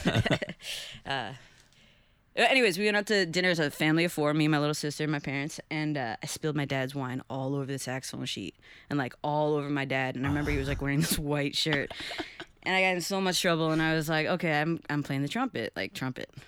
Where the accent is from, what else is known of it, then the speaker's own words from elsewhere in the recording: Chicago, Illinois, United States; also born or lived in Huntington, Long Island, New York; I moved there when I was nine